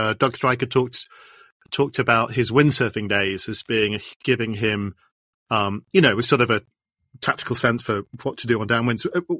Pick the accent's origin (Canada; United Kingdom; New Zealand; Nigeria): United Kingdom; I'm a Brit